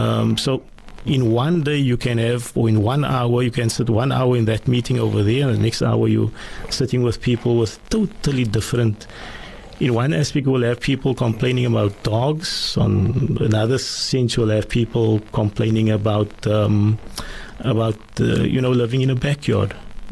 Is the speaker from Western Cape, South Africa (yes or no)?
yes; Cape Town, Western Cape, South Africa; Salt River, and also in Tafelsig.